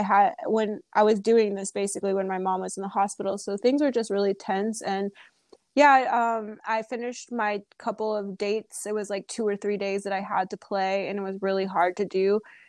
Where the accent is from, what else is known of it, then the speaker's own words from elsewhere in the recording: United States; I started a blog because I wanted to kind of share my experience as an American in another country, and I wanted to write about it.